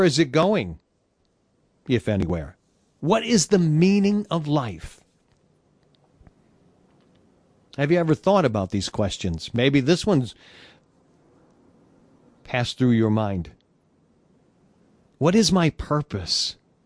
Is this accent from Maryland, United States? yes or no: no; Detroit, Michigan, United States; Motown, Detroit, where I was born and raised